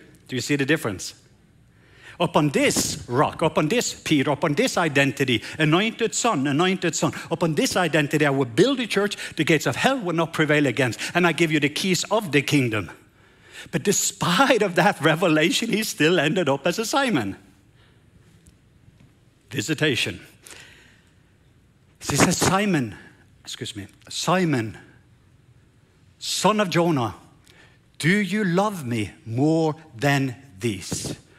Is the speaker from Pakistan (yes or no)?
yes; Pakistan; moved away; so I came from Pakistan and we were tired and beaten